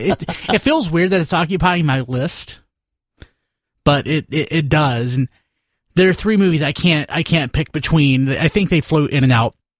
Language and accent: English; the South, United States; growing up in the South